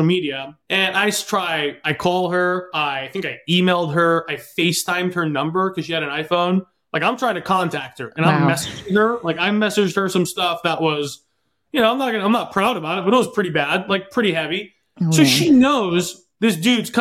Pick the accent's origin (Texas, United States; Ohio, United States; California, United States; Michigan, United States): California, United States; Southern; moved away as an adult; also born or lived in Los Angeles; now in Eastern Washington, United States; I'm originally from Southern California, currently up in Eastern Washington.